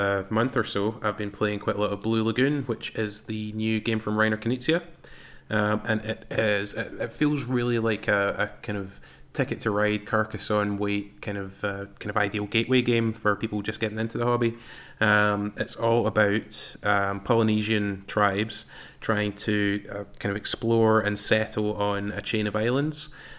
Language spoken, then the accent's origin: English; Glasgow, Scotland, United Kingdom; I'm from Glasgow.